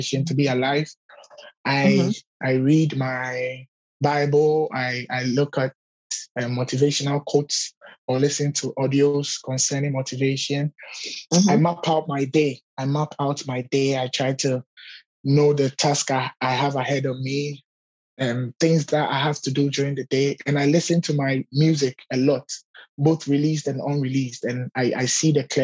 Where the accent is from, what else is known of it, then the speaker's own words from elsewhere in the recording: Ghana; I'm from Ghana